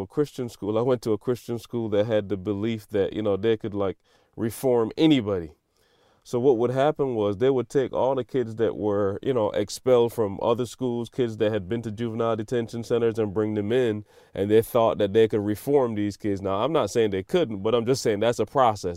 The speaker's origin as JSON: {"language": "English", "country": "Barbados", "tie": "born or raised there", "moved": "yes", "said": "I grew up in Barbados"}